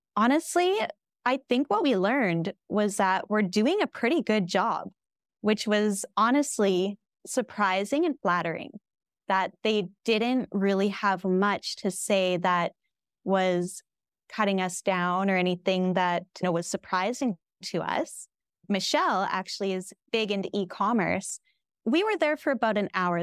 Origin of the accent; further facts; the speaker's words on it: Lethbridge, Alberta, Canada; moved away as an adult; also born or lived in Regina, Saskatchewan; now in White Rock, Canada; We're from Southern Alberta, from Lethbridge, Alberta, and we lived in Regina, Saskatchewan for two years prior